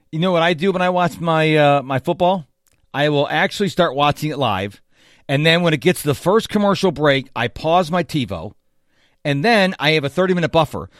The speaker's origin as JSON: {"language": "English", "town": "Houston", "region": "Texas", "country": "United States", "tie": "born or raised there", "said": "my hometown of Houston, Texas"}